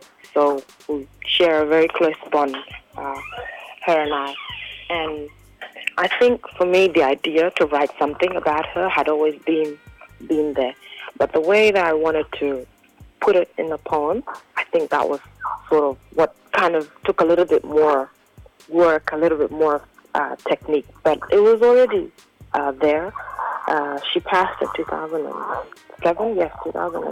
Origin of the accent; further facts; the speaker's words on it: Khartoum, Sudan; moved away; also born or lived in South Sudan; I was born in Khartoum